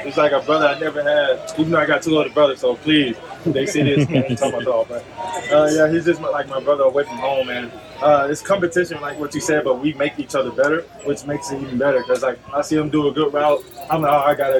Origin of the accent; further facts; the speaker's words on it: Atlanta, Georgia, United States; moved away; I grew up in Atlanta